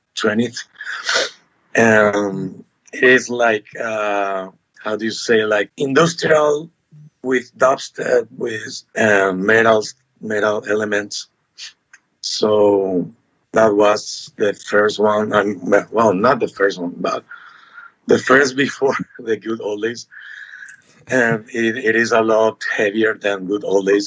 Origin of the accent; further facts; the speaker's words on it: Asunción, Paraguay; we are from Asuncion, Paraguay.